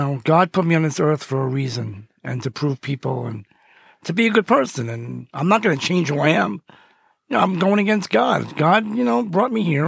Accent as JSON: {"language": "English", "town": "New York City", "region": "New York", "country": "United States", "tie": "born or raised there", "said": "Growing up in Brooklyn, I was a third child of two sisters"}